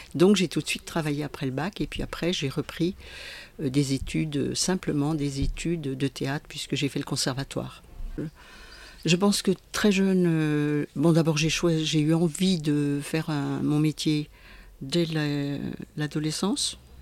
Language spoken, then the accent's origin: French; Besançon, Bourgogne-Franche-Comté, France; moved away as an adult; also born or lived in Roche-lez-Beaupré; now in Jura, France; je suis une comtoise puisque je suis née à Besançon